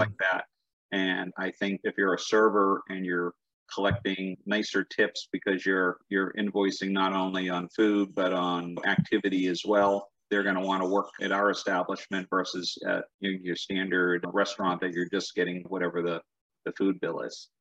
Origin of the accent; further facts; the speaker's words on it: New England, United States; I grew up in New England